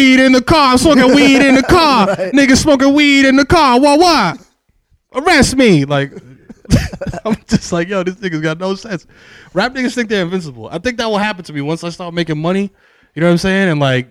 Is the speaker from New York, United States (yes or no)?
yes; New York City, New York, United States; I'm from the Bronx